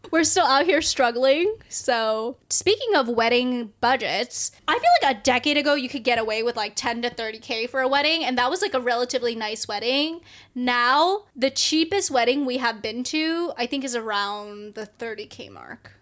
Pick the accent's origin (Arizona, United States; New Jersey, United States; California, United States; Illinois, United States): California, United States; the Bay Area; the Bay, obviously, because that's my hometown